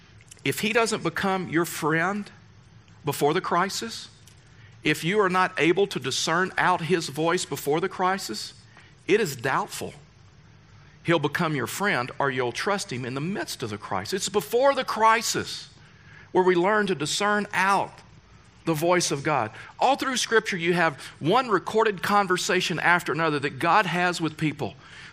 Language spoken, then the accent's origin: English; Deep South, United States; Fact is, I come, and I know you know this, but I come from the Deep South. And you will never understand the culture of the Deep South.